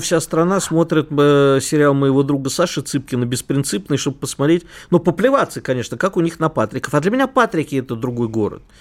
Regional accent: Moscow, Russia; как коренному москвичу

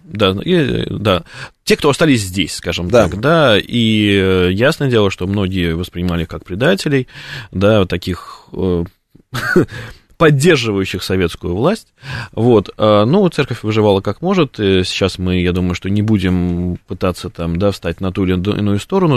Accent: Russia; мы русские

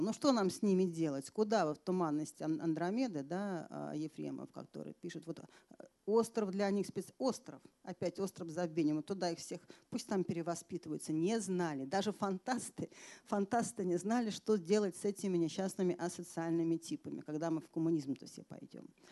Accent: Moscow, Russia

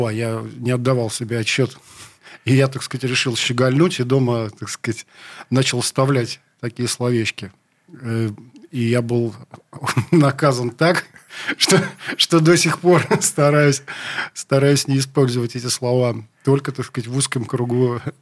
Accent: Saint Petersburg, Russia; Я только знаю, что я родился в городе Ленинграде. Не очень мне нравилось почему-то это название, не нравится до сих пор. Как-то Питер мне роднее. Вот. Родился я в центре, на э, Октябрьский район, это получается.

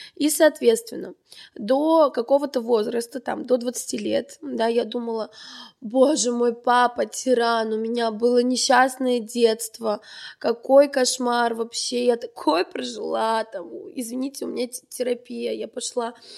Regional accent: Armenia; moved away as an adult; now in Moscow, Russia; Я как настоящая армянка

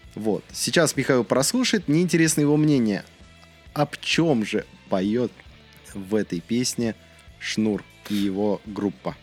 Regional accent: Russia; я не испанец, я в России вырос, я в России живу

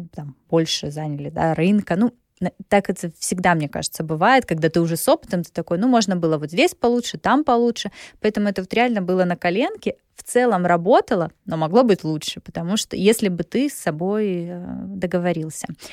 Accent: a small town near Krasnodar, Krasnodar Krai, Russia; moved away as an adult; also born or lived in Gelendzhik / Sochi; now in Moscow, Russia; Я родилась в Геленджике. Э, до 16 лет я жила в Усламинске. Это небольшой город под Краснодаром

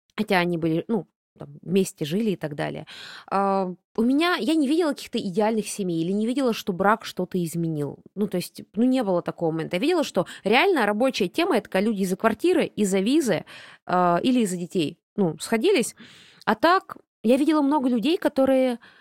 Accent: Buryatia, Russia; я бурятка, а значит, у меня родни пол Бурятии минимум

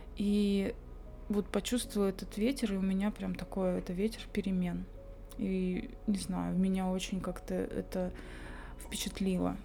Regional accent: Belovo, Kemerovo Oblast, Russia; now in Tomsk, Russia; я выросла в Белово, Кемеровской области, небольшой городок

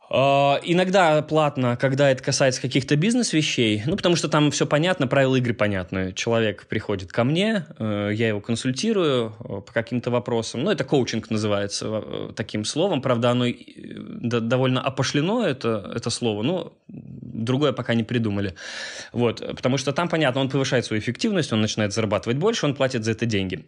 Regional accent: Minsk, Belarus; moved away as an adult; also born or lived in Catalonia; Я белорус, вырос здесь, жил до 21 года

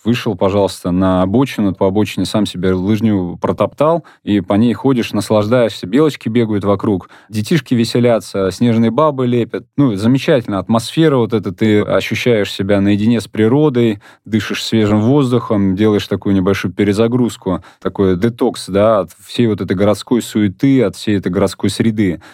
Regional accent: Moscow, Russia; я сам родился и вырос в Покровско-Стрешнево

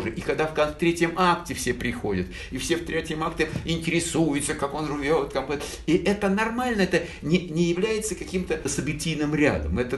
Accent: Naples, Campania, Italy; Эдуардо де Филиппо неаполитанец, а, э, как и я. Я родился в Неаполе, и в целом культура Неаполя, э, культура э, эм, неаполитанцев — это моя плоть и кровь.

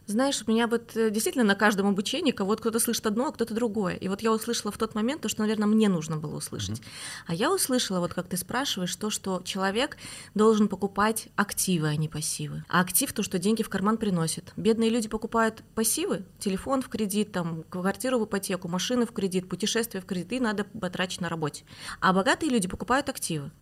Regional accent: Almaty, Kazakhstan; moved away; С Алматы. А я вообще родилась в Алмате, в Казахстане.

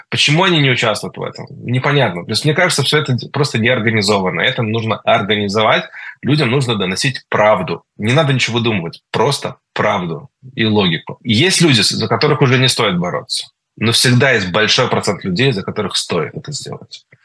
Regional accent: Israel; я ему сказал, вопреки всем правилам, что я из Израиля

